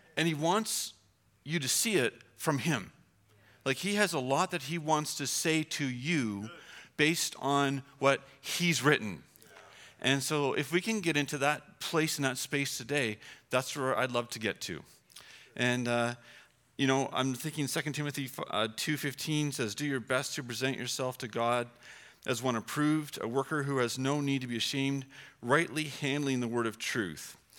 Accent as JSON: {"language": "English", "country": "Canada", "said": "we're Canadian"}